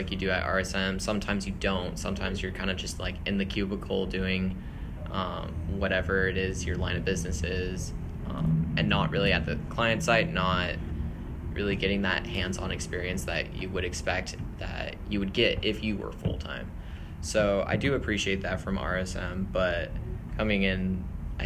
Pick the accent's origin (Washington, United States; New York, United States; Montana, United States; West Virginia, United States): Washington, United States; Edmonds; I am from Edmonds, Washington, and I go to school at Whitworth University